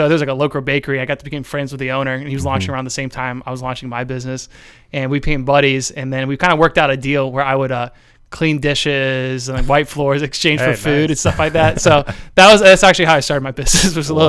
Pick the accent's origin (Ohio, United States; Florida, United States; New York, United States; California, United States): Ohio, United States; also born or lived in New Jersey / Washington, D.C.; Yeah, from like Lincoln County right here in Central Ohio.